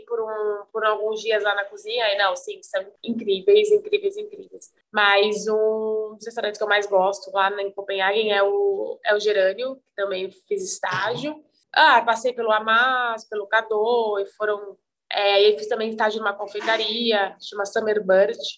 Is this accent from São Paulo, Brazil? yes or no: yes; Guaratinguetá, São Paulo, Brazil; moved away as an adult; also born or lived in Campos do Jordão / Denmark; now in São Paulo, Brazil; eu sou de Guaratinguetá, que é interior de São Paulo.